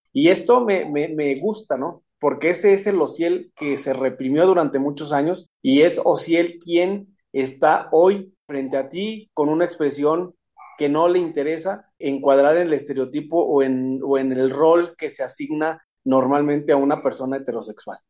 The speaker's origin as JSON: {"language": "Spanish", "town": "Saltillo", "region": "Coahuila", "country": "Mexico", "tie": "born or raised there", "moved": "as an adult", "lives_now": "Aguascalientes, Mexico", "said": "Soy originaria de Saltillo, Coahuila"}